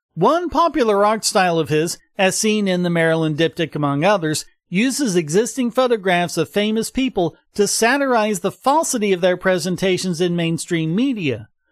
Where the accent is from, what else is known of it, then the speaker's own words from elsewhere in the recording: North Carolina, United States; moved away; My home state of North Carolina